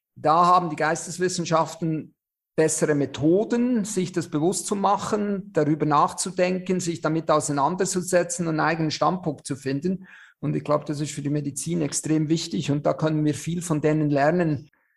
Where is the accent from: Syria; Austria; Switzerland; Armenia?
Switzerland; accent: Swiss; moved away as an adult; now in Germany; ich bin ja Schweizer, wie man unschwer hört